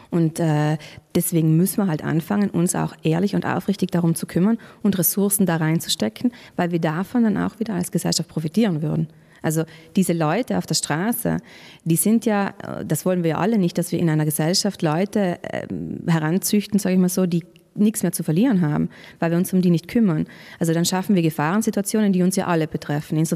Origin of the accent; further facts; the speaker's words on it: Trentino-Alto Adige, Italy; Chance für uns als Südtiroler Bevölkerung.